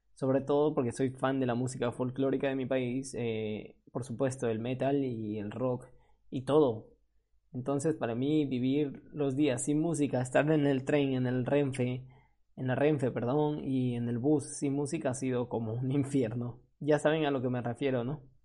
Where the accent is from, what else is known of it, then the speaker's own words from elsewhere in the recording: Peru; moved away as an adult; now in Spain; ya no me encuentro en Perú, en mi país de origen, ahora estoy en España